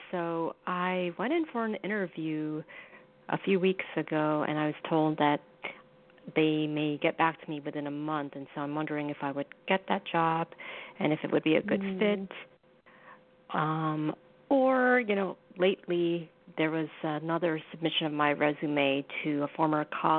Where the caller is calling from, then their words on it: New York, United States; I'm calling from New York.